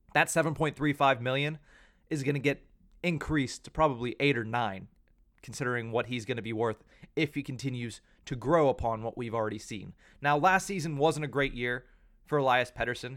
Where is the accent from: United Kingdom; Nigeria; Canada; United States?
United States; Pittsburgh, Pennsylvania; moved away as an adult; now in Washington, D.C., United States; I grew up in the Pittsburgh, Pennsylvania area